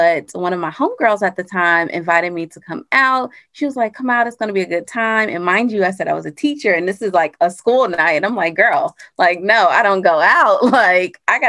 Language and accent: English; Atlanta, Georgia, United States; And I am from Atlanta, Georgia.